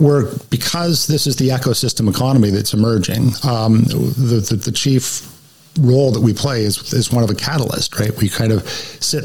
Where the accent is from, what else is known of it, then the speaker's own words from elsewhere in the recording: Canada; moved away as an adult; also born or lived in United States; I'm a Canadian by birth, but I went down to the U.S. on an assignment for 2 years and ended up staying 17 years